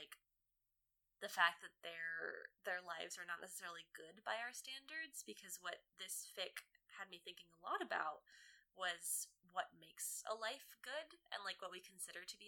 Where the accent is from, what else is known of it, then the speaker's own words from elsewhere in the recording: United States; as an American woman in the 21st century